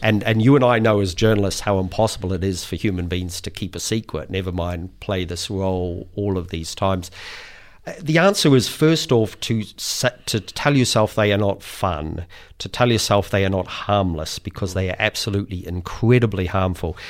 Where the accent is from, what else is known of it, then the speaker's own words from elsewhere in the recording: New Zealand; I speak as a Kiwi